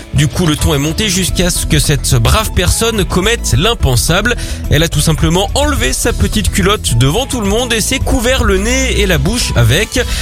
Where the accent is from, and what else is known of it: France